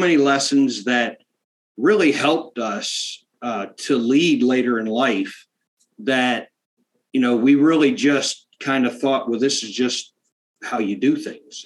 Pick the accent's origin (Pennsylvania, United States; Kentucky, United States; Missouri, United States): Pennsylvania, United States; South Central; born or raised there